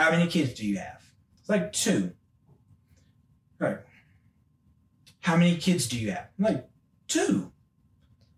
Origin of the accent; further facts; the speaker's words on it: Memphis, Tennessee, United States; moved away as an adult; also born or lived in Knoxville, Tennessee; I'm from Memphis, Tennessee, born and raised.